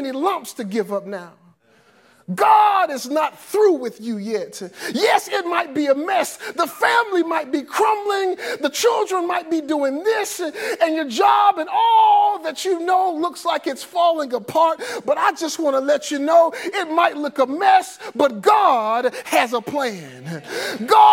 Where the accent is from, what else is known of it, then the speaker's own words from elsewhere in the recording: Forestdale, Alabama, United States; I grew up in Forestdale. They call this quote unquote Tornado Alley. The April 27th tornado tore down my neighborhood